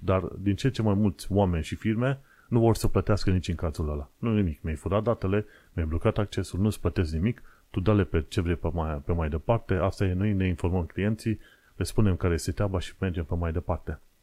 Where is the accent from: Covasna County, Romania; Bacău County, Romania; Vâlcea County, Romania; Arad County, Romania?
Covasna County, Romania; Sfântu Gheorghe; Sfântul Gheorghe, în județul Covasna, orașul natal